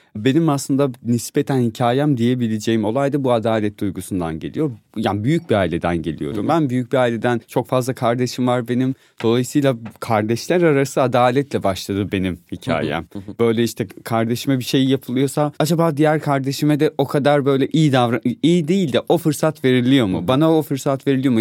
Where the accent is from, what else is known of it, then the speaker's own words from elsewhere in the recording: Van, Turkey; moved away as an adult; now in Istanbul, Turkey; Vanlıyım ben.